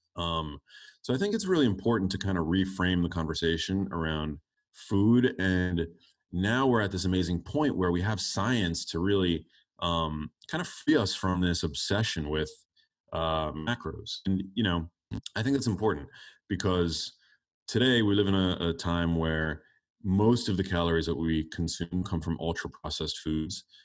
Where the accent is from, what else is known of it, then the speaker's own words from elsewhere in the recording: New York City, New York, United States; I grew up in New York City